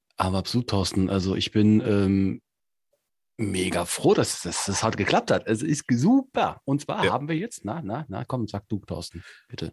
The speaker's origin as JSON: {"language": "German", "town": "Cologne", "region": "North Rhine-Westphalia", "country": "Germany", "tie": "born or raised there", "moved": "yes", "said": "aus meiner alten Heimatstadt, tatsächlich in Köln"}